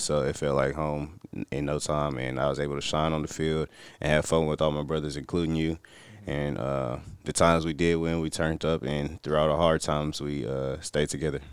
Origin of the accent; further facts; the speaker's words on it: Missouri City, Texas, United States; I come from Missouri City, Texas. I play high school football at Elkins